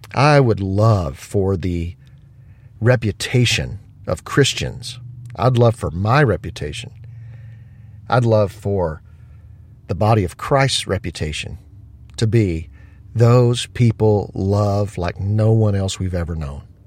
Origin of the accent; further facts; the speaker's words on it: United States; as an American